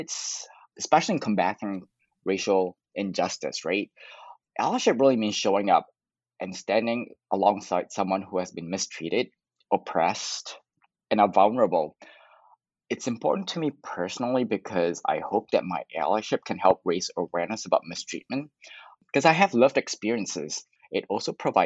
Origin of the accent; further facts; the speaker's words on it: Canada; I'm Canadian